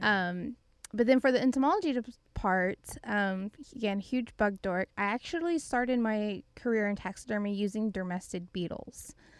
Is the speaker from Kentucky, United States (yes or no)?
no; Gatesville, Texas, United States; I grew up in a pretty small town, uh, it was Gatesville, Texas